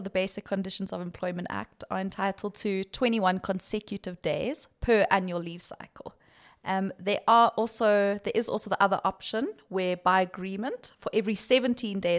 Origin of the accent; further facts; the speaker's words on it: Limpopo, South Africa; now in Johannesburg, South Africa; I'm actually from Limpopo. So, it's between staying here and enjoying the Johannesburg quiet roads or going back home to Limpopo.